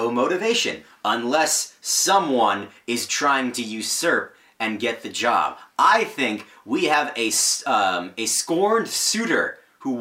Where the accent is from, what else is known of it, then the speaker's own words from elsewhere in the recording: Rhode Island, United States; I grew up in Rhode Island